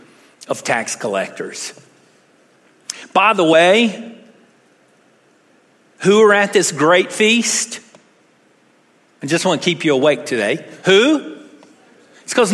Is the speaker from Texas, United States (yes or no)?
yes; Texas, United States; I'm a Texan